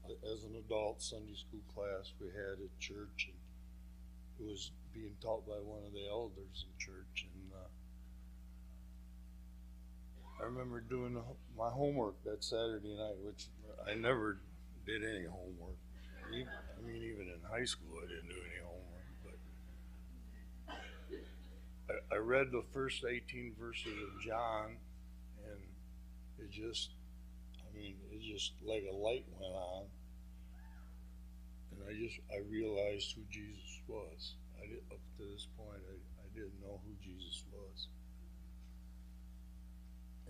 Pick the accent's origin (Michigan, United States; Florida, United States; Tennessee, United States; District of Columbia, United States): Michigan, United States; also born or lived in Vicksburg, Michigan / Galien, Michigan / Three Oaks, Michigan; I was born in Vicksburg, Michigan, and I was baptized as an infant